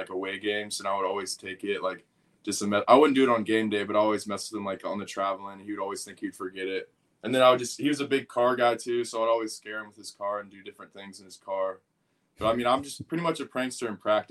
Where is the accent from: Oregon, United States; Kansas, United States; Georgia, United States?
Kansas, United States; Wichita; now in Florida, United States; Growing up in Wichita, Kansas, my dad playing for the Chiefs